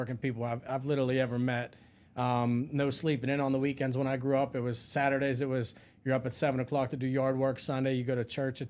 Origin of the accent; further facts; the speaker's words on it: Pennsylvania, United States; Yeah, I grew up 30 minutes south of Pittsburgh.